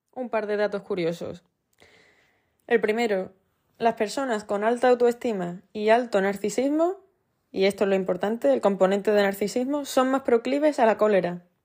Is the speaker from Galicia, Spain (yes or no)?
no; Andalusia, Spain; en Andalucía, que es de donde soy